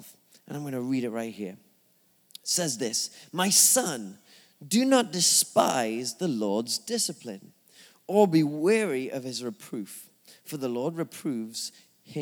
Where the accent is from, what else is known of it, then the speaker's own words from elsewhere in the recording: England, United Kingdom; moved away; I'm from England.